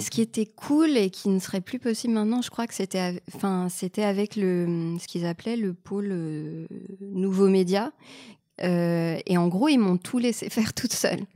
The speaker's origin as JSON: {"language": "French", "country": "Canada", "moved": "as an adult", "lives_now": "France", "said": "je suis canadienne et j'ai abandonné des études d'histoire de l'art et quand je suis arrivée en France"}